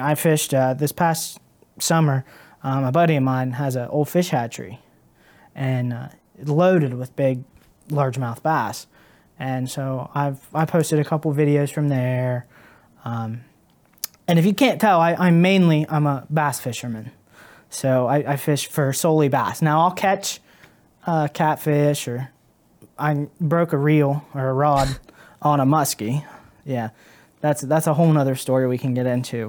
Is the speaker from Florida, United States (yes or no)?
no; Caldwell, Ohio, United States; now in Cambridge, United States; I was born and raised in Caldwell, um, Caldwell, Ohio